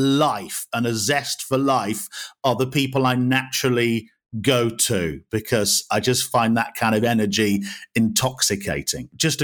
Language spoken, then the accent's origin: English; Wales, United Kingdom; born there; also born or lived in Yorkshire and the Humber / North West England; now in West Midlands, United Kingdom; So I'm not from around here. I was born in Wales originally, and then lived a lot of my life in Yorkshire, was a student in the Northwest. So I arrived in the West Midlands in 2000